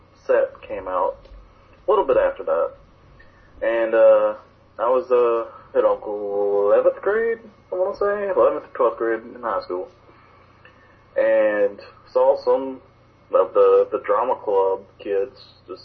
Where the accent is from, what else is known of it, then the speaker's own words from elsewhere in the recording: Alabama, United States; two guys from Alabama